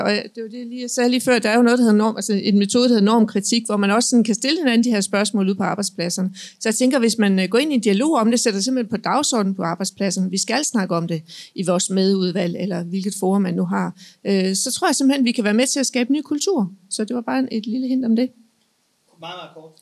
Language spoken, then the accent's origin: Danish; Jutland, Denmark; jeg kommer fra Jylland